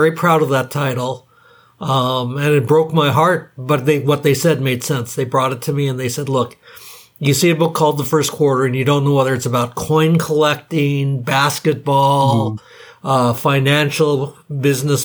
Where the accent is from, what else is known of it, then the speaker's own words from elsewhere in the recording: Hawaii, United States; I grew up in Hawaii.